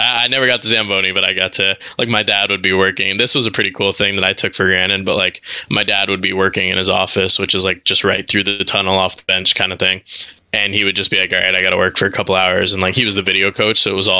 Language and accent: English; Montreal, Quebec, Canada; My mom was Canadian, so was my dad. But so my mom and I, being Canadian, had to come back.